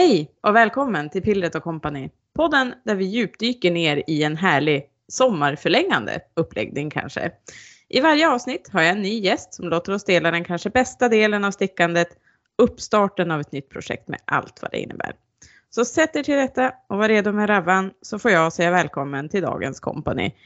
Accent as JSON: {"language": "Swedish", "town": "Sollefteå", "region": "Västernorrland County", "country": "Sweden", "said": "Jag är från Sollefteå."}